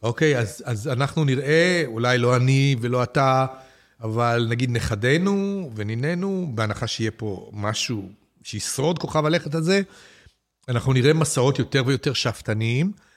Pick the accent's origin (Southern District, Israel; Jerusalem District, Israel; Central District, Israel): Central District, Israel; Petah Tikva; לשנות ה-60 בפתח תקווה, כשגדלתי